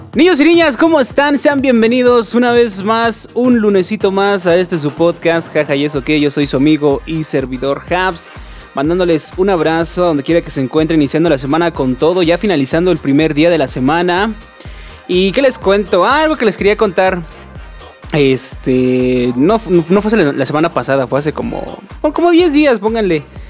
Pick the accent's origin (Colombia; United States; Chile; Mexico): Mexico; Nosotros como mexicanos